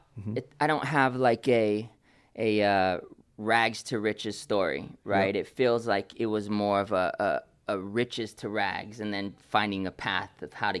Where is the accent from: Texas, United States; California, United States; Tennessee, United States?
California, United States; also born or lived in Oakland; I feel like I was raised all over California. I was born in Oakland in 82.